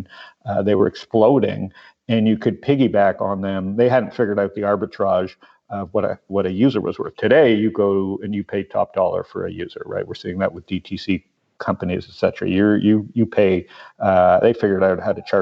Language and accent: English; Toronto, Ontario, Canada; born or raised there; moved away as an adult; also born or lived in San Diego, California; now in Phoenix, United States